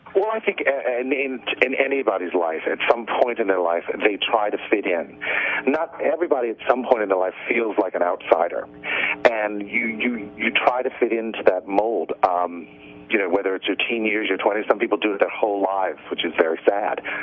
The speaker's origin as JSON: {"language": "English", "town": "New Orleans", "region": "Louisiana", "country": "United States", "also_born_or_lived": "New York", "moved": "yes", "said": "I'm from New Orleans, and um, I lived in New York for years and years and years"}